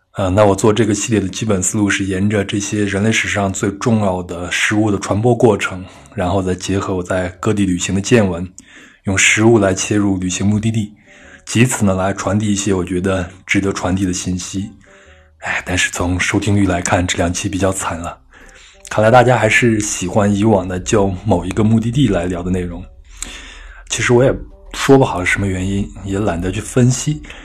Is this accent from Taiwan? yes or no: no; Henan, China; 我老家是河南嘛